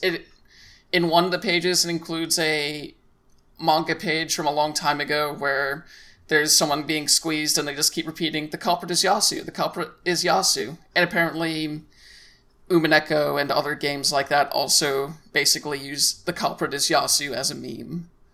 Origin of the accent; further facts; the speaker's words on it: United States; as a American player